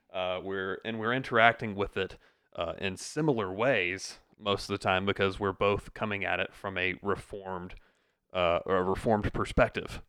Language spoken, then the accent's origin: English; upstate South Carolina, United States; I am an upstate South Carolina native. I was actually born here